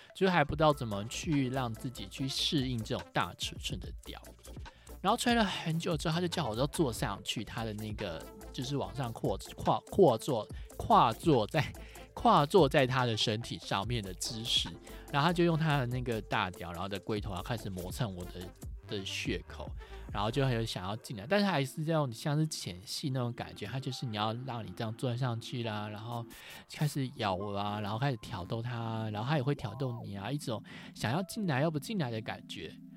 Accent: Taiwan; 我是台湾来的

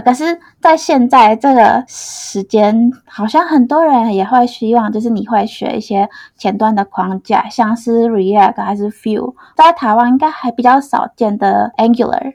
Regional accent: Indonesia; Chinese is a second language; moved away as an adult; now in Taiwan; 我来自印尼

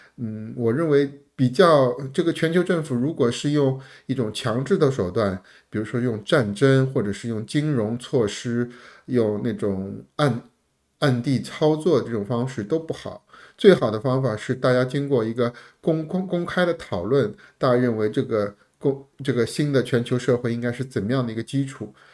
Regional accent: China; 我们中国人

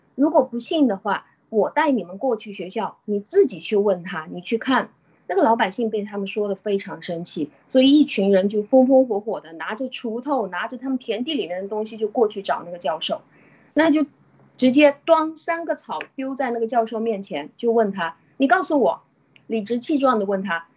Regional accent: China; 就像我们中国人一样，我信，我信我自己，我谁都不信

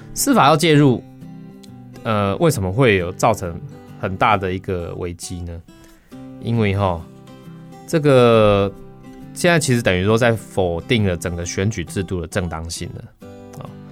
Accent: Taiwan; 我们台湾人

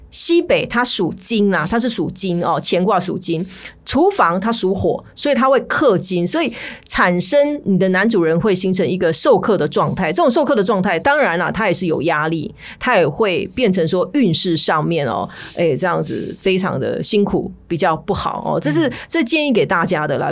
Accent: Taiwan; 我们台湾人

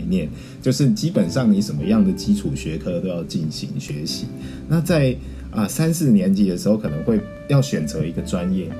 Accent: Tainan, Taiwan; 我是台南的小孩，然后从小到大都一直活在台南

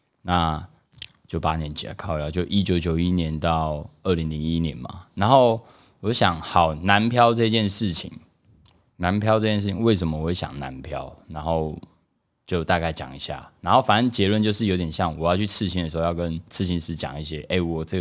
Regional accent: Taipei, Taiwan; 但就必须讲一句啊，我也是台北人啊，不要这样，对不对？

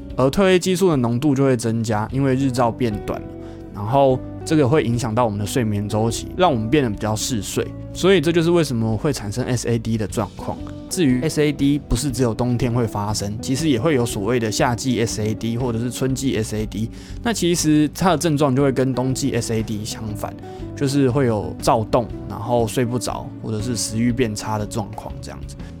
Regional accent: Kaohsiung, Taiwan; moved away as an adult; also born or lived in Linkou, New Taipei; 身为一个高雄人，只要气温低于十八度以下就受不太了了

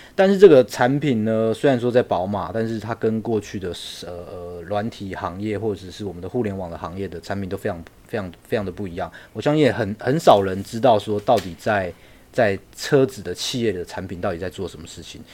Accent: Miaoli, Miaoli County, Taiwan; moved away as an adult; now in Beijing, China; 我是来自，呃，苗栗，我是来自台湾苗栗，呃，讲客家话的伙伴。那我目前人是在北京的B N W担任产品经理，我大学是，呃，中央通讯的

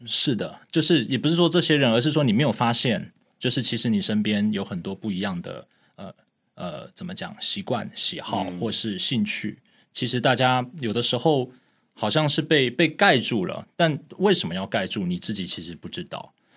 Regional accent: Taipei, Taiwan; 我是台湾人嘛，然后我在台北长大

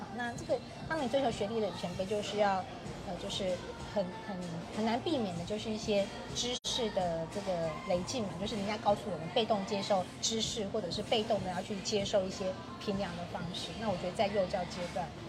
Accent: Kaohsiung, Taiwan; 我自己也是在高雄成长的一个人哈，然后其实我的童年在高雄也看到，呃，也感受到很多的滋养哈

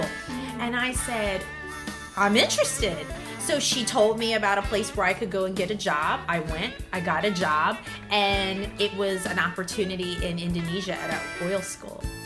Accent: Philadelphia, Pennsylvania, United States; moved away as an adult; now in Taiwan; I'm from the suburbs of Philadelphia and I came to Taiwan 16 years ago

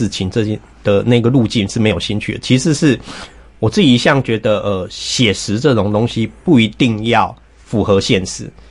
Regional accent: Taiwan; 处理 我们台湾人的那一种每天都在跟各种狗屁倒灶的事情对抗，然后你又不得不适应的那一种漂流的感觉

